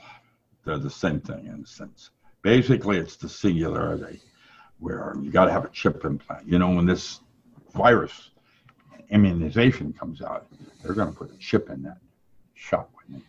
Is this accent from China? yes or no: yes; China; English is a second language; When I grew up in China, you respected someone older than you